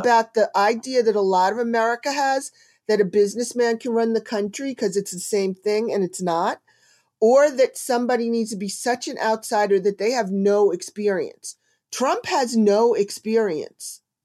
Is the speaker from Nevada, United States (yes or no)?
no; New Jersey, United States; I am from New Jersey and not from very far from where the Sopran-, the town The Sopranos was filmed